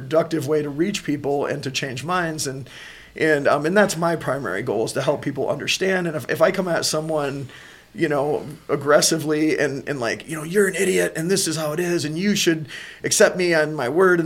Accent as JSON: {"language": "English", "country": "United States", "said": "as American people"}